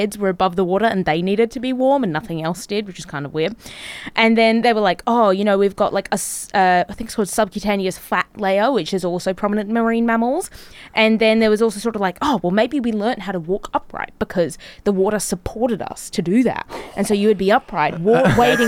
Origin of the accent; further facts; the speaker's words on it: Gold Coast, Queensland, Australia; Growing up on the Gold Coast